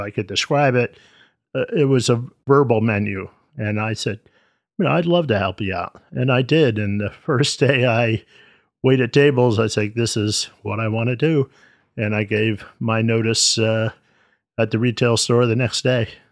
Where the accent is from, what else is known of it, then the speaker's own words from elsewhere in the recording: United States; I was born here in the States